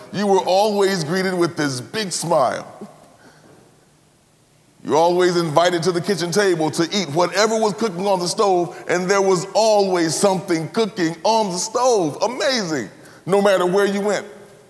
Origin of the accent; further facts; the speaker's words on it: Cleveland, Mississippi, United States; When I was growing up in Cleveland, Mississippi, anybody know where Cleveland, Mississippi is? Cleveland, Mississippi is about 60 miles north of Jackson, Mississippi